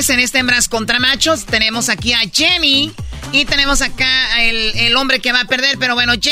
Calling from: Riverside, California, United States; Soy la 69, soy de Riverside.

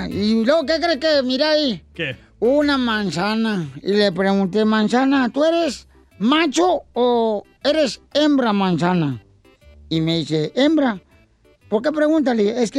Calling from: South Carolina, United States

